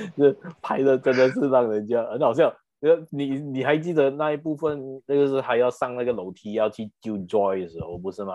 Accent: Malaysia; accent: Malaysian; 我们马来西亚人的口音

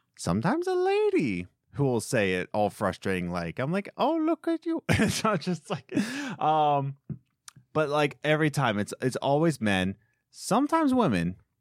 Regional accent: Philadelphia, Pennsylvania, United States; where I lived in Philadelphia is Castor Gardens

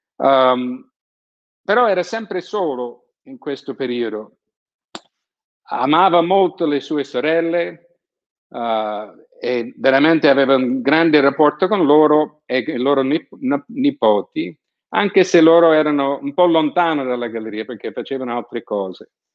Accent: San Francisco, California, United States; moved away; also born or lived in Naples; sono di San Francisco, sono abituato a ai terremoti

